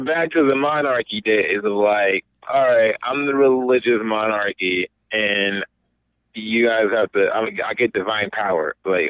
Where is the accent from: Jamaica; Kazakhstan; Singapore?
Jamaica; I'm from Jamaica black.